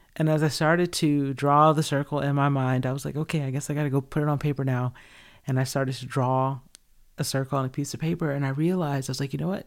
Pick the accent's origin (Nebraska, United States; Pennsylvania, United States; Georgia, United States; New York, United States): Georgia, United States; moved away as an adult; where I grew up in Georgia.